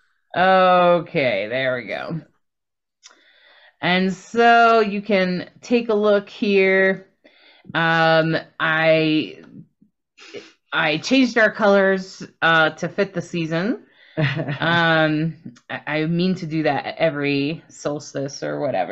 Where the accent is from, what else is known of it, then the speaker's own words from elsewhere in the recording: Delaware, United States; I grew up in Delaware